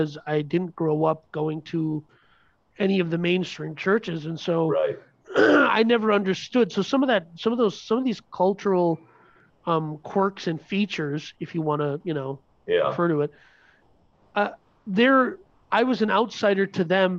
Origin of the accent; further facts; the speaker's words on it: Minnesota, United States; we were raised in Minnesota